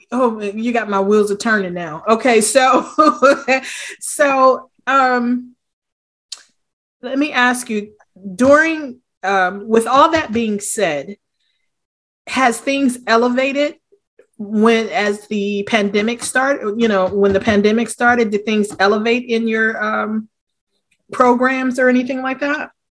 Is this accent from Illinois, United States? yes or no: no; Wilmington, Delaware, United States; I'm from Wilmington, Delaware